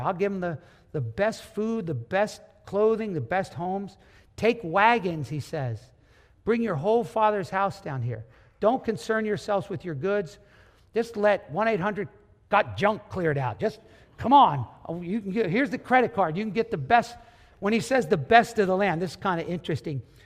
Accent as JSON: {"language": "English", "country": "United States", "said": "you and me being American"}